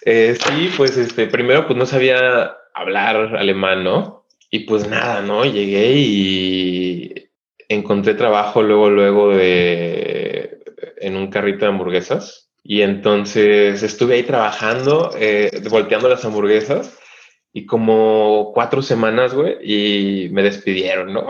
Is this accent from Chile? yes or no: no; Oaxaca, Mexico; moved away as an adult; now in Düsseldorf, Germany; soy de Oaxaca